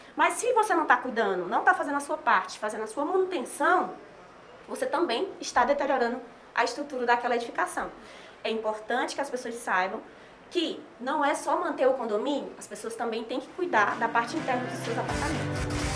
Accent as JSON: {"language": "Portuguese", "town": "Fortaleza", "region": "Ceará", "country": "Brazil", "also_born_or_lived": "Sobral", "said": "eu sou de Fortaleza"}